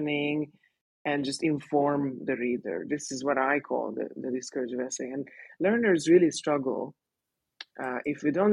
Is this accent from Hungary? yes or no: yes; Hungary; first language Hungarian; English is a second language; moved away as an adult; also born or lived in Sydney, Australia; now in Mexico; my mother tongue is Hungarian